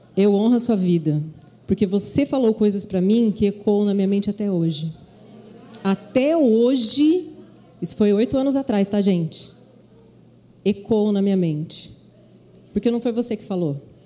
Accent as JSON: {"language": "Portuguese", "town": "Londrina", "region": "Paraná", "country": "Brazil", "also_born_or_lived": "Rio de Janeiro", "moved": "as an adult", "said": "Deus me levou à minha cidade de Londrina. É, minha família toda mora lá"}